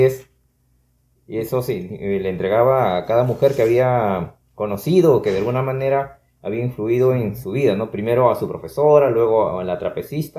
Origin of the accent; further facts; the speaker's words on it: Peru; un peruano promedio